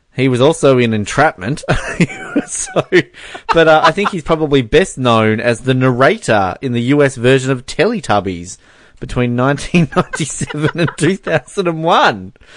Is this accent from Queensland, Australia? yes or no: no; Hobart, Tasmania, Australia; where I grew up in Hobart.